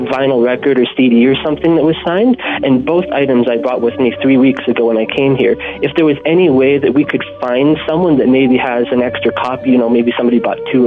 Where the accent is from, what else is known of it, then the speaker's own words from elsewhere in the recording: Didsbury, Alberta, Canada; moved away as an adult; now in Lake Louise, Canada; I'm actually from Didsbury, Alberta, and I came out here 3 weeks ago for a new job